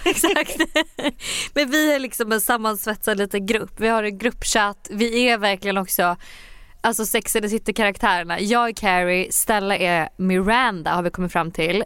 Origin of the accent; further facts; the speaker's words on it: Sweden; moved away as an adult; now in New York, United States; jag sa att jag var från Sverige.